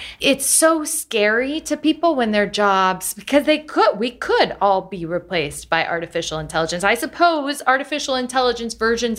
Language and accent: English; Galesburg, Illinois, United States; growing up in Galesburg, Illinois, I remember when my dad said, nobody's ever going to order pizza on, you know, the internet